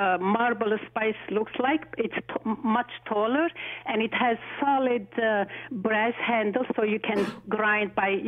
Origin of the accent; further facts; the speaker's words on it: Aleppo, Aleppo Governorate, Syria; now in Toronto, Canada; I'm originally from Aleppo, Syria.